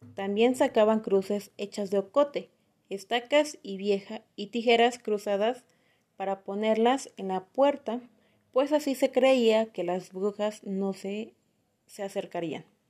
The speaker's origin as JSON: {"language": "Spanish", "town": "Atlixco", "region": "Puebla", "country": "Mexico", "tie": "born or raised there", "moved": "yes", "said": "de donde soy, de originaria de Aclisco"}